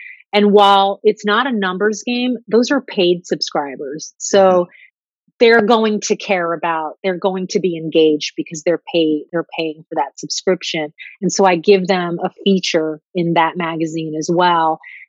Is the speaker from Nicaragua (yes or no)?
no; Italy; going back to my home country, my heart country, Italy, at the end of September.